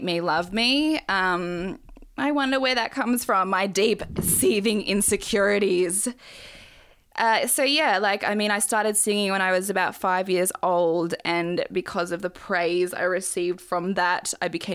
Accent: Australia; I've grown up here, obviously. But we moved here, me and my brother, when we were babies.

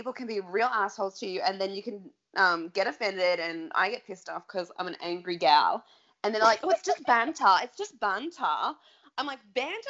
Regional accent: Melbourne, Victoria, Australia; moved away; I'm from Melbourne

